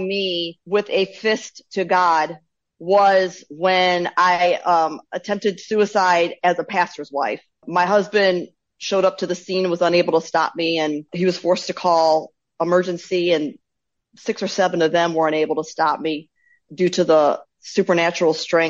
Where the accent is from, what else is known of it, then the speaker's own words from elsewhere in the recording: Bowling Green, Ohio, United States; I was born in Bowling Green, Ohio, to hippie parents in the home